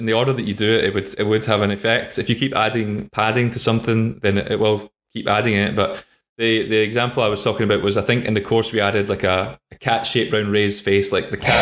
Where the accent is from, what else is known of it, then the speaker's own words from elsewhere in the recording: Scotland, United Kingdom; I'm from Scotland